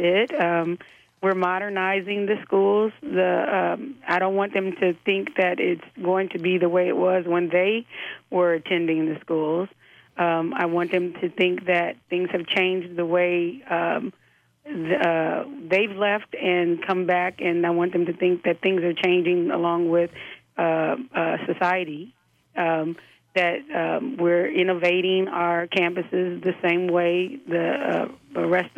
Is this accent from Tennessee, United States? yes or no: no; Inglewood, California, United States; I grew up in Inglewood